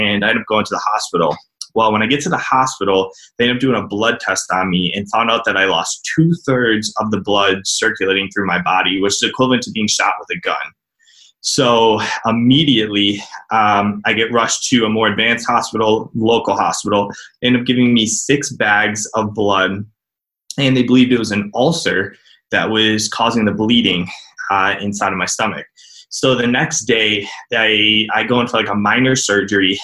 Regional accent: Cleveland, Ohio, United States; I'm from Cleveland, Ohio

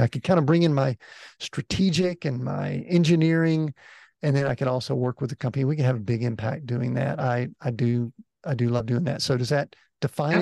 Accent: Atlanta, Georgia, United States; moved away; I grew up in the Atlanta area, so right there where you are. And uh, so I'm an Atlanta native, spent the first 50 years of my life in and around the Atlanta area

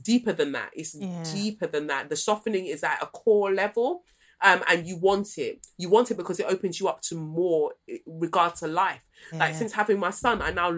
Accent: United Kingdom; As British people

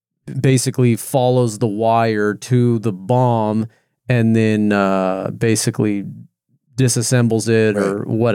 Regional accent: California, United States; now in Oregon, United States; And I was this outsider from California moving to Oregon.

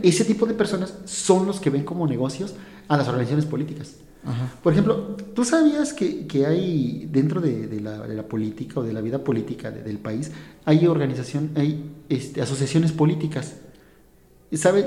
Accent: Hidalgo, Mexico; soy mexicano, ¿no? Y yo, vengo de, del estado de Hidalgo

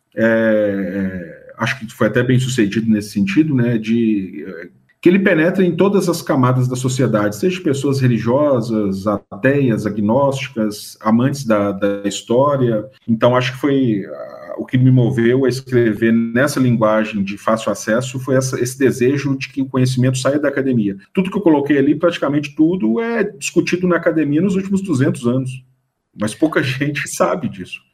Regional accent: Ouro Preto, Minas Gerais, Brazil; also born or lived in Itabirito; Fui criado em Cachoeira do Campo né? Então sou sou dos distritos de Ouro Preto

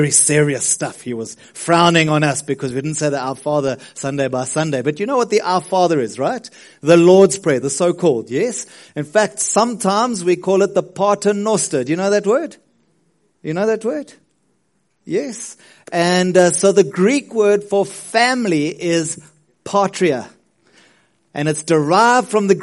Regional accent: South Africa; as a South African

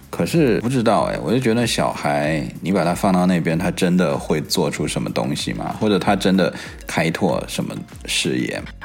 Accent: China; now in Silicon Valley, United States; 我小的时候在， 在中国的时候，我暑假都在做暑假作业

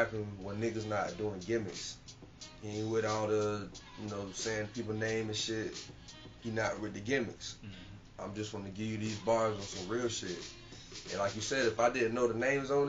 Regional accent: Jacksonville, Florida, United States; I'm from Jacksonville

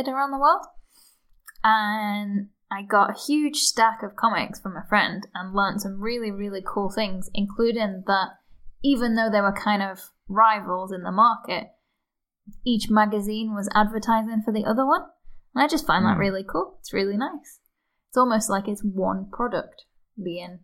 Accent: Liverpool, North West England, United Kingdom; also born or lived in New Zealand / New York / Glasgow / Dundee; now in Luxembourg; I'm originally from Liverpool

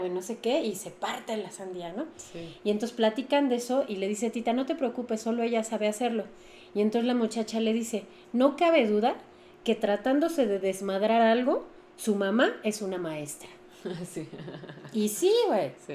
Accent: Mexico; como cultura mexicana

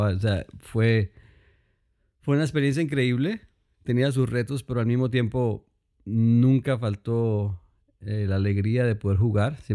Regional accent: Cali, Valle del Cauca, Colombia; soy colombiano, ah, soy de Cali, Colombia, y ah, crecí en la iglesia.

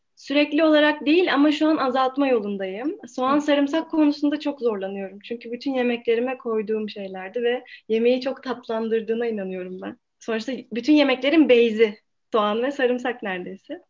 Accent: İzmir, Turkey; moved away as an adult; now in Ankara, Turkey

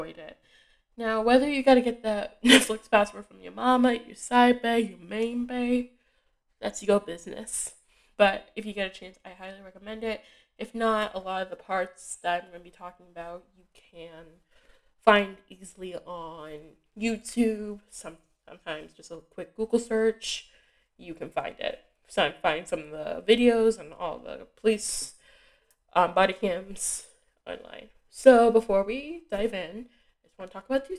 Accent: Massachusetts, United States; I'm from Massachusetts

